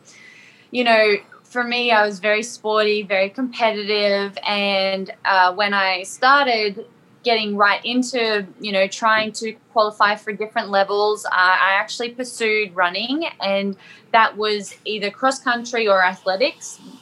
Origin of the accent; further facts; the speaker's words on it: Sunshine Coast, Queensland, Australia; moved away as an adult; now in Cookeville, United States; So I'm actually from, it's not really small anymore, but it's like a beachy town in Queensland called the Sunshine Coast. Back in Australia, I should probably specify that if people don't understand my accent, but yeah, so I'm originally from Australia, and now I currently live in Tennessee